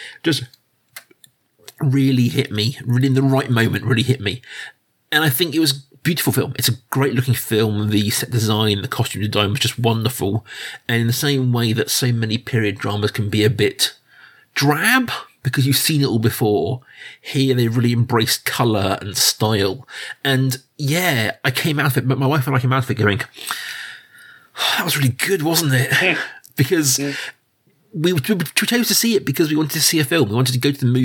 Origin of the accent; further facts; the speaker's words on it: United Kingdom; I'm a British person. Our life is dominated by period films. It is our main export as a nation these days